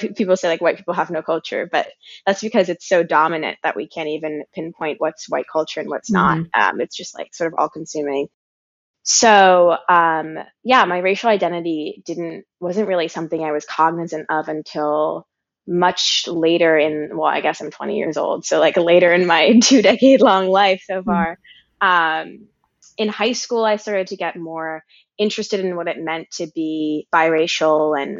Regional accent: New York City, New York, United States; moved away as an adult; also born or lived in California; I go to school in California, but I'm from New York City

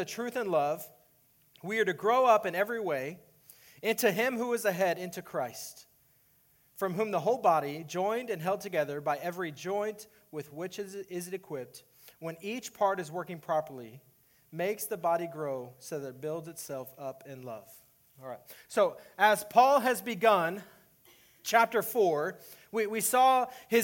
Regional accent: Texas, United States; moved away as an adult; now in Iowa, United States; I was born and raised in Texas

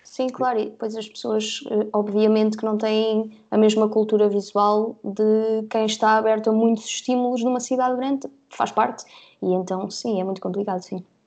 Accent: Guarda, Centro, Portugal; moved away as an adult; also born or lived in Covilhã; now in Lisbon, Portugal; eu nasci na Covilhã, mas sempre morei na Guarda, ok? Uh, e depois, aos 18, vim para Lisboa estudar, onde moro ainda hoje.

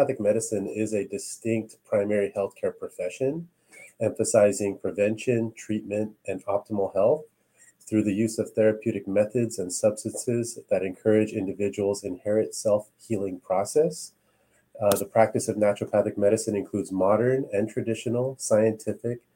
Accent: Los Angeles, California, United States; also born or lived in Cavite, Philippines (ancestry) / Canada (ancestry); I was born in LA.

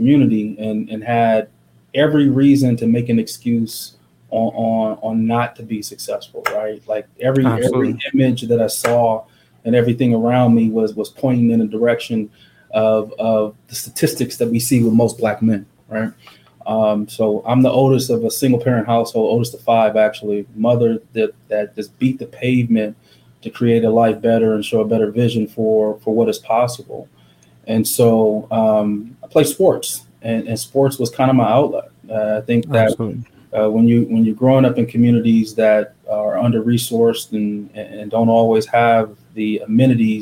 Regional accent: Omaha, Nebraska, United States; I'm a kid from North Omaha, born and raised in this community.

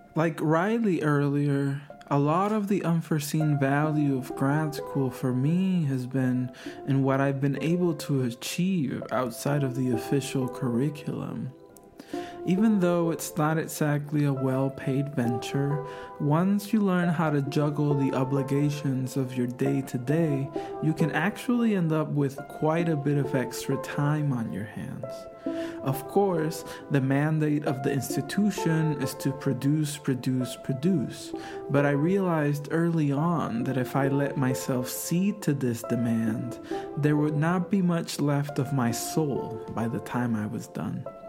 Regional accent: Puerto Rico; moved away as an adult; now in California, United States; I am from Puerto Rico, a set of islands in the Caribbean that are officially understood as a U.S. territory

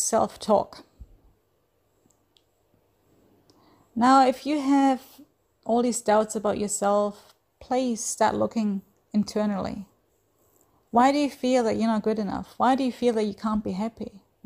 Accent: Germany; moved away as an adult; now in Australia; I'm originally from Germany. I have lived in Australia for the last 10 plus years

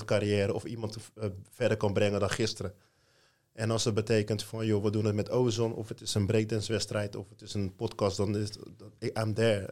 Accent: Rotterdam, South Holland, Netherlands; ik kom uit Rotterdam

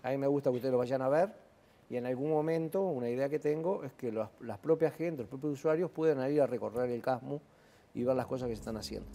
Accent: Uruguay

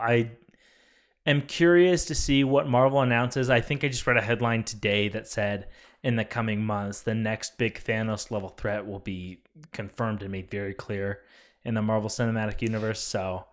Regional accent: California, United States; my hometown of California

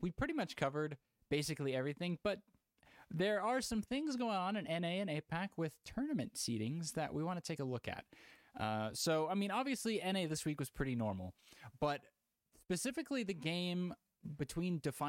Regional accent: Houston, Texas, United States; It's only because I'm from Houston.

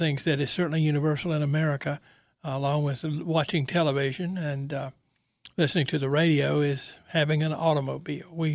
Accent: Goldsboro, North Carolina, United States; now in Raleigh, United States; I'm from Goldsboro, and when I was young, the Chevrolet dealer was Cobb Motor Company

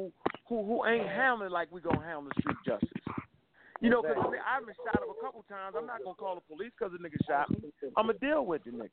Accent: Baltimore, Maryland, United States; I'm from Park Heights. Hilltop. Northwest Baltimore

